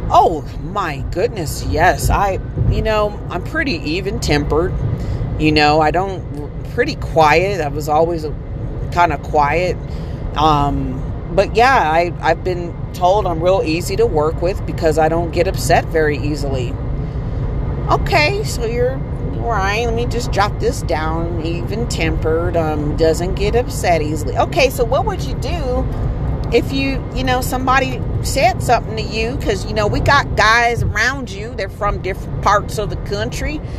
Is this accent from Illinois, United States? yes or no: yes; East St. Louis, Illinois, United States; also born or lived in Aurora, Colorado / Detroit; growing up in East St. Louis and having to move to to uh, Aurora, Colorado, and then going back to Detroit